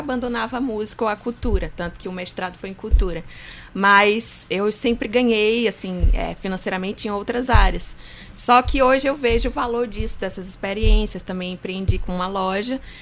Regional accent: Pedreiras, Maranhão, Brazil; nasci em Pedreiras

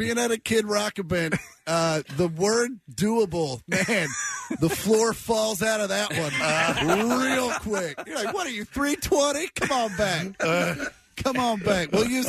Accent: Kansas, United States; moved away as an adult; now in Los Angeles, United States; I lived in Kansas for 26 years.

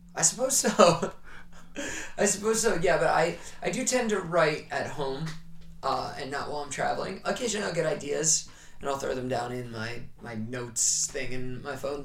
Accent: New York, United States; I'm from New York

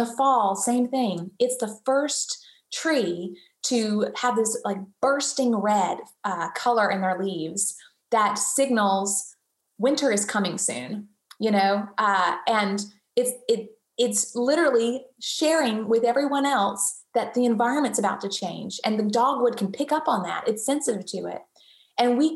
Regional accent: the South, United States; I'm born and raised in the South. We are very hospitable people.

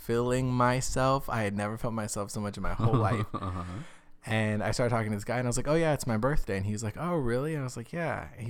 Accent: Arizona, United States; now in Los Angeles, United States; I came from Arizona where if you didn't walk out of the club looking like someone had drenched you in a fire hose

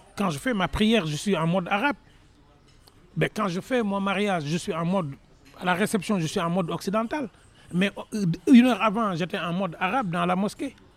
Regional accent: Senegal; je suis dans la même région que l'ancien président Abdou qui était président du Sénégal, deuxième président, président de l'OIF. On est dans. J'ai fait mes études dans la ville où il est né. Mais je suis dans un petit village. Donc quand on est dans un petit village, élevé par une grand-mère

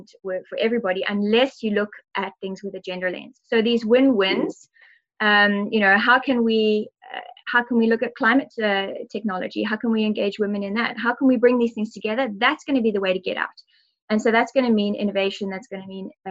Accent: South Africa; I'm South African

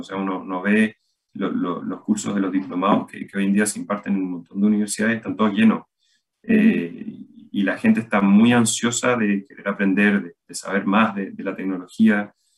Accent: Chile

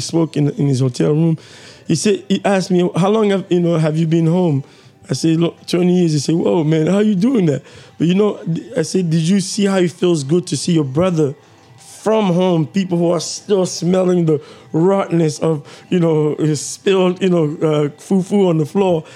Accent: Kinshasa, DR Congo; moved away; when we were growing up in Kinshasa

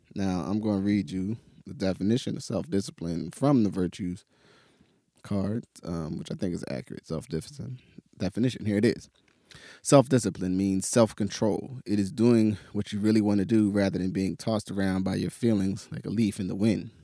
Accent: New Jersey, United States; also born or lived in Pittsburgh, United States; now in Portland, United States; growing up in New Jersey and then living in Pittsburgh for ten years

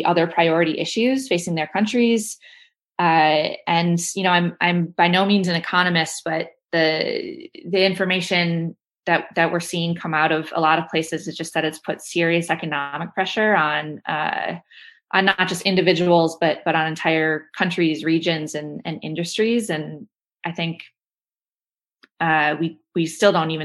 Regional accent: Midwest, United States; As a Midwesterner

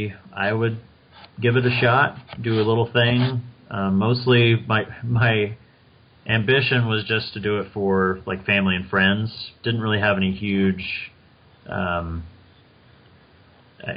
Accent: Kansas, United States; also born or lived in Wichita, Kansas; I was born in Kansas, grew up in a small town, and then I left the state for college and then ended up coming back after getting married. And that's how now I'm back in Wichita, Kansas.

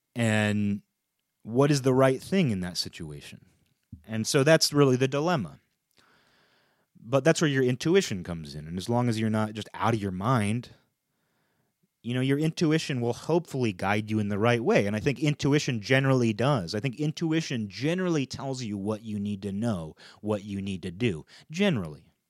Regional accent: United States; as an American, as a European American

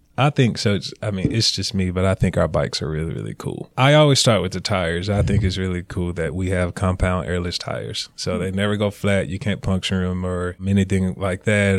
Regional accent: Greensboro, North Carolina, United States; moved away as an adult; also born or lived in New Orleans, Louisiana; now in Forsyth County, Georgia, United States; I was born and raised in Greensboro, North Carolina

